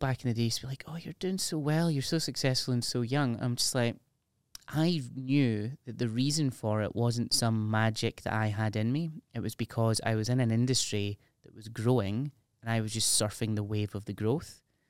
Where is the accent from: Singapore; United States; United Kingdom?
United Kingdom; There's something about being British that is so cringeworthy and embarrassing.